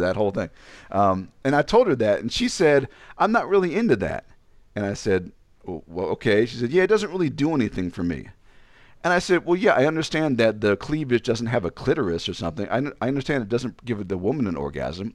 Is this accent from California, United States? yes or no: no; Ashburn, Virginia, United States; moved away; also born or lived in Illinois; I come from Ashburn, Virginia